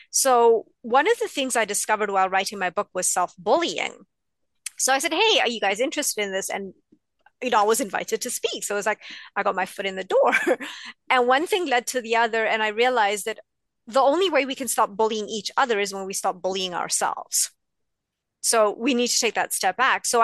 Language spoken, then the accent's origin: English; India; So I'm East Indian. We are supposed to love cooking, and I hate it.